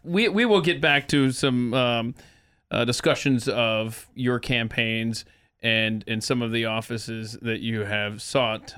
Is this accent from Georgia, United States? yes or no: yes; Atlanta, Georgia, United States; moved away as an adult; also born or lived in Nebraska; I was born and raised in Atlanta, Georgia, but I went to the University of Nebraska